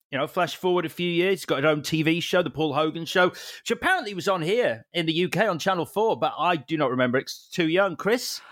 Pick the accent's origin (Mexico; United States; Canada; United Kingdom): United Kingdom; Leeds, Yorkshire and the Humber; my local video store, Barker's Video on Street Lane in Leeds